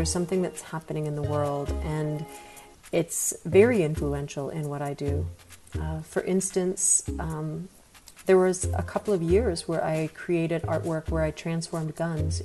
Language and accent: English; rural New Hampshire, United States; born or raised there; moved away as an adult; now in Atlanta, United States